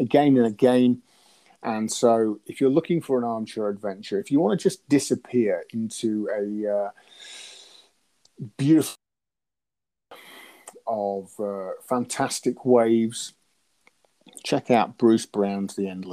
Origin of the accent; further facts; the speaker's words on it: Lincolnshire, East Midlands, United Kingdom; I'm from Lincolnshire.